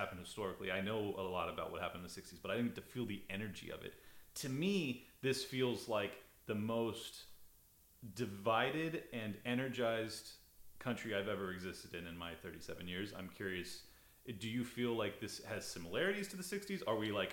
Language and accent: English; United States; I'm an American